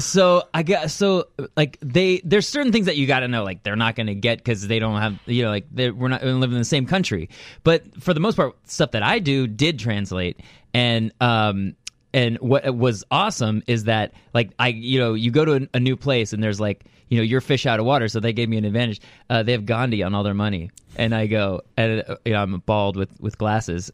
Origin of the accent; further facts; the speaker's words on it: Thousand Oaks, California, United States; I'm from Thousand Oaks